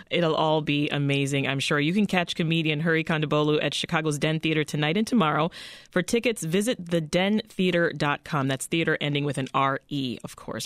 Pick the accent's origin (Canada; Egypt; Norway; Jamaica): Canada; I'm Canadian